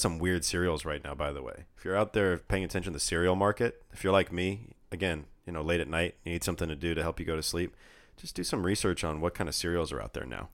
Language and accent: English; California, United States; We're from California